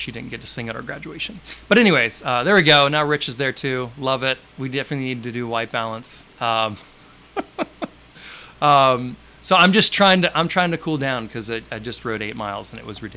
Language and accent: English; Santa Rosa Beach, Florida, United States; here in my hometown of Santa Rosa Beach, Florida